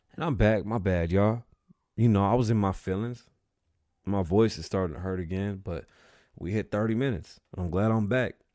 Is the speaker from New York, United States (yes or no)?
yes; New York City, New York, United States; I was born in the Bronx.